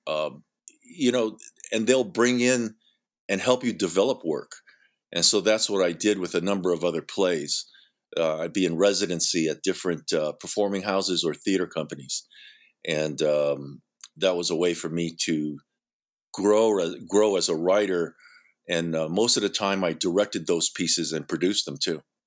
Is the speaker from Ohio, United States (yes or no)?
no; San Francisco, California, United States; also born or lived in Hawaii; I grew up in San Francisco, went, did all my schooling there